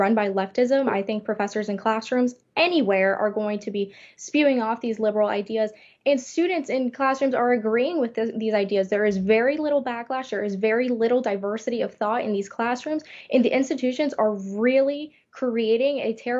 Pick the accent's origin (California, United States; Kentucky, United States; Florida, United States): Florida, United States; Miami; now in Gainesville, United States; I am from Miami. I grew up very close to the campus.